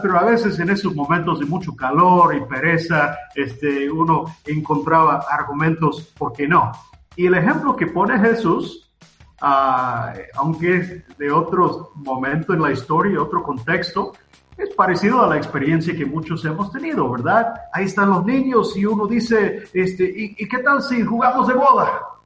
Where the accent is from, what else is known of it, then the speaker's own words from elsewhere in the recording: South Carolina, United States; now in Antigua Guatemala, Guatemala; Yo soy de Carolina del Sur, en, en Estados Unidos